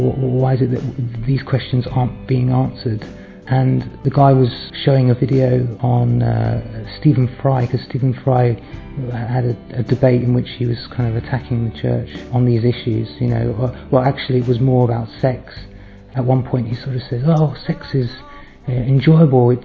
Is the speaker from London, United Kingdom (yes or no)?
yes; London, United Kingdom; I'm from South London.